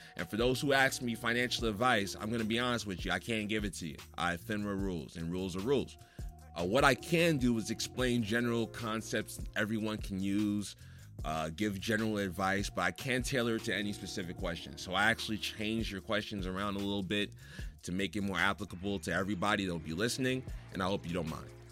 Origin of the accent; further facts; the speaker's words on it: New Jersey, United States; I grew up in Jersey